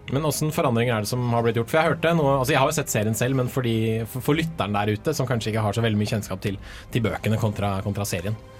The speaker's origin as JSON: {"language": "Norwegian", "town": "Sandvika", "region": "Akershus", "country": "Norway", "said": "jeg er fra Sandvika i Bærum"}